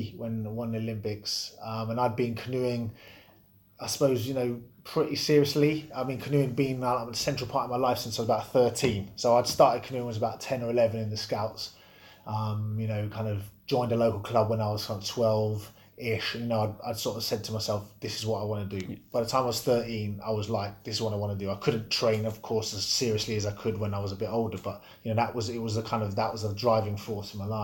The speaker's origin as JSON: {"language": "English", "town": "Bedford", "region": "East of England", "country": "United Kingdom", "tie": "born or raised there", "said": "I grew up in Bedford"}